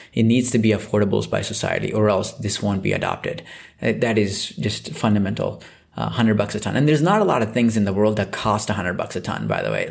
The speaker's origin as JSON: {"language": "English", "region": "Southeast India", "country": "India", "tie": "born or raised there", "moved": "yes", "said": "I grew up in Southeast India"}